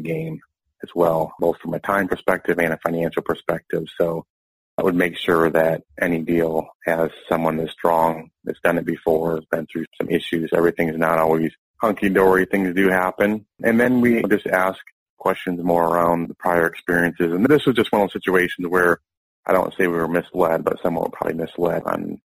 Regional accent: Owosso, Michigan, United States; moved away; I grew up in Owosso

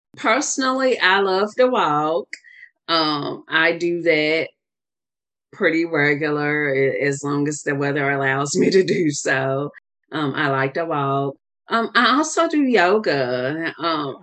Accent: the South, United States; I'm from the South

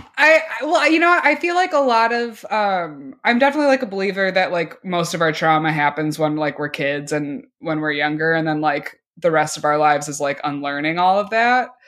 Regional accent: Oak Park, Illinois, United States; I'm from Oak Park

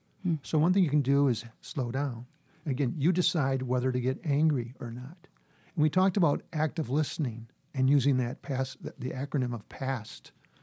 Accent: Midwest, United States; I'm Midwesterner.

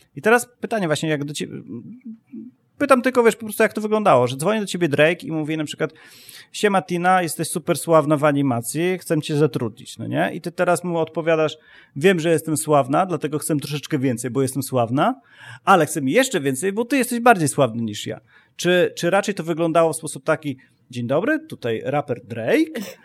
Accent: Poland; ja ciągle patrzę jakby na świat z perspektywy e, Polaka

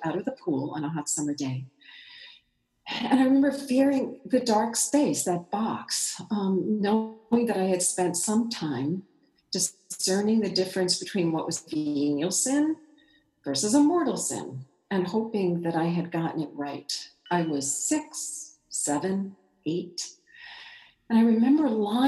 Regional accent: Long Island, New York, United States; now in Chicago, United States; I grew up not here in Chicago, but on Long Island, in a very typical Irish Catholic middle-class suburban family in the 1950s

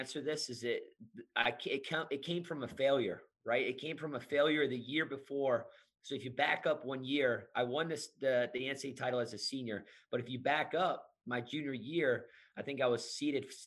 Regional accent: outside of Detroit, Michigan, United States; I'm originally from Michigan. I grew up, you know, in a very blue collar family right outside of Detroit

